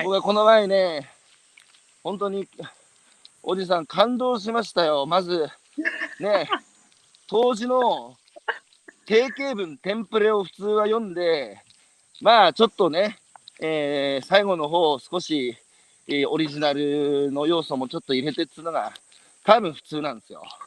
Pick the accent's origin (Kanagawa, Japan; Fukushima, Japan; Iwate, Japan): Iwate, Japan; 僕のふるさとは岩手